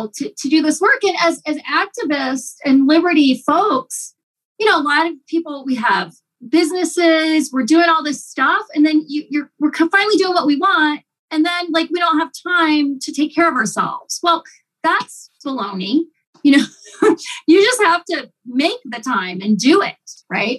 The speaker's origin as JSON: {"language": "English", "region": "Ohio", "country": "United States", "tie": "born or raised there", "moved": "yes", "said": "My husband and I grew up in Ohio"}